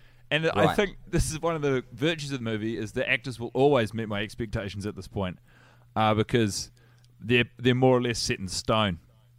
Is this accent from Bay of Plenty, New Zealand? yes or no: no; Wellington, New Zealand; born there; I was born in Wellington, actually.